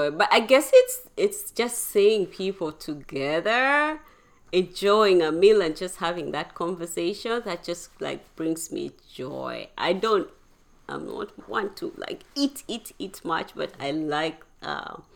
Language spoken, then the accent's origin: English; Uganda; also born or lived in Kenya; I grew up in Uganda, Kenya, there